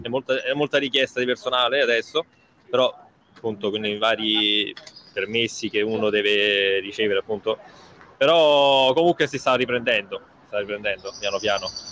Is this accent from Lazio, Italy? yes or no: yes; Rome, Lazio, Italy; moved away as an adult; now in London, United Kingdom; io da romano